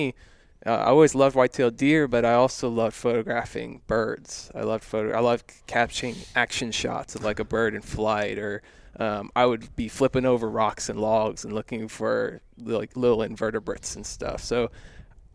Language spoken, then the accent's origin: English; Texas, United States; I'm born and raised in Texas